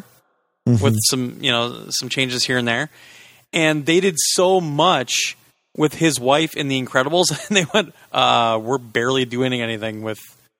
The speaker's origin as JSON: {"language": "English", "country": "Canada", "said": "I don't like it. I'm Canadian."}